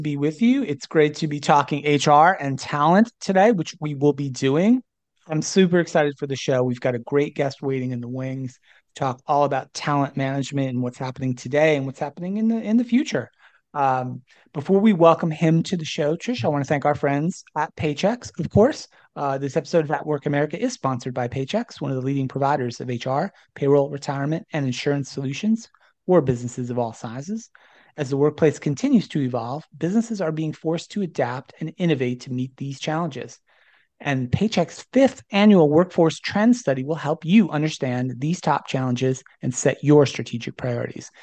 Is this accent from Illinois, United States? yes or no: no; New Jersey, United States; I grew up in New Jersey, so we bonded a little bit over some shared New Jersey roots.